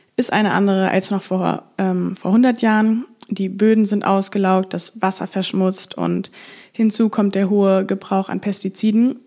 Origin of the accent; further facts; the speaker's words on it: Frankfurt, Hesse, Germany; now in Amsterdam, Netherlands; Ich komme ursprünglich aus Frankfurt, lebe aber gerade in Amsterdam